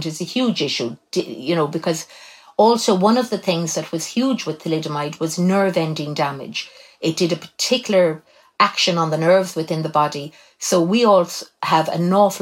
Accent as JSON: {"language": "English", "town": "Cobh", "region": "Munster", "country": "Ireland", "tie": "born or raised there", "said": "I was born in Cove, County Cork, and I was born in October 1961."}